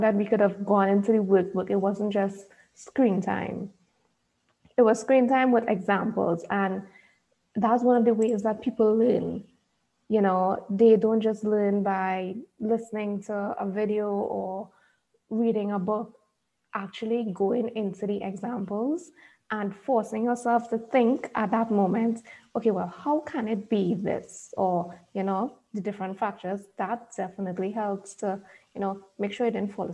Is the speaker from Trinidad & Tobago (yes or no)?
yes; Trinidad & Tobago; I'm from Trinidad and Tobago